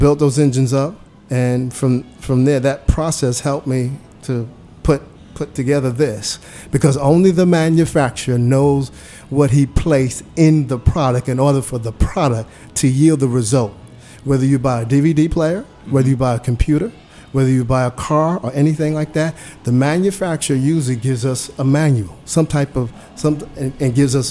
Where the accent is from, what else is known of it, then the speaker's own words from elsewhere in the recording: New York City, New York, United States; moved away as an adult; I grew up in New York City